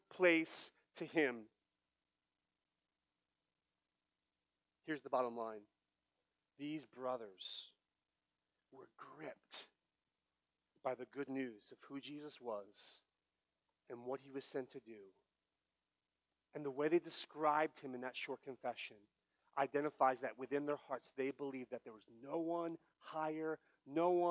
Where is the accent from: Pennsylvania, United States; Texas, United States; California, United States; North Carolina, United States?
Pennsylvania, United States; Philadelphia; moved away as an adult; now in San Jose, United States; I'm not from Philadelphia